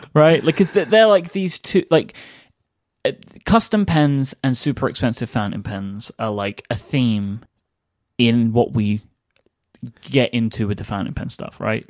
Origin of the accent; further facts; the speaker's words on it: London, United Kingdom; my, my hometown